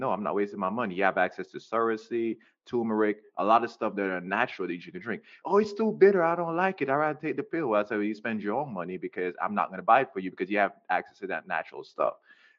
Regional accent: Jamaica; Especially I'm Jamaican. I love my people, but I'm going to say this, we're very close-minded people.

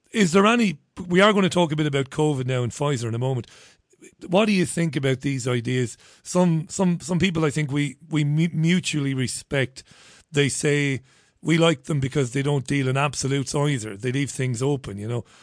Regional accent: Ireland; now in United Kingdom; I'm an Irish guy

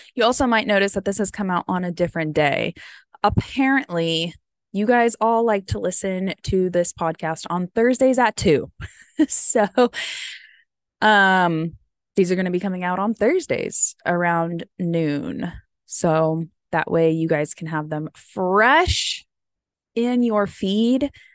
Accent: United States; I am American

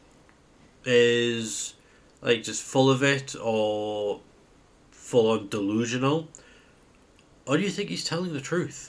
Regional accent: United Kingdom; as a British person

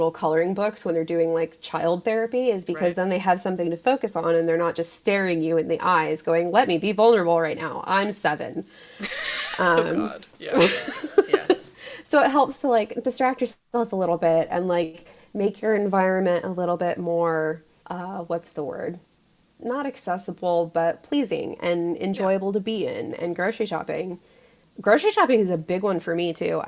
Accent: Southern California, United States; moved away; I grew up in Southern California

